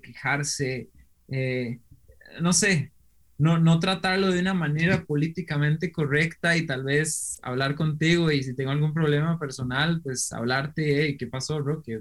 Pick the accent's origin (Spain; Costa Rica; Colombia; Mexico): Costa Rica; also born or lived in Germany; yo soy un costarricense que le, decimos aquí Picos